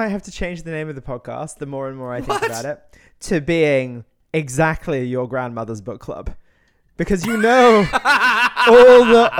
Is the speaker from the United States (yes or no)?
no; United Kingdom; I'm British.